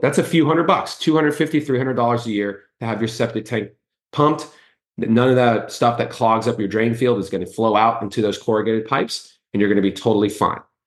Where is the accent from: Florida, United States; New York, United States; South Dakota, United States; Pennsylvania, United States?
Florida, United States; Miami; now in Orlando, United States; I grew up in Miami, I'm from Kendall